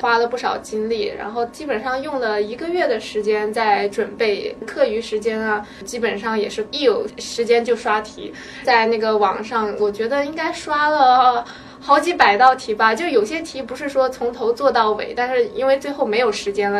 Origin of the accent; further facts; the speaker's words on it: China; now in United States; 我们中国人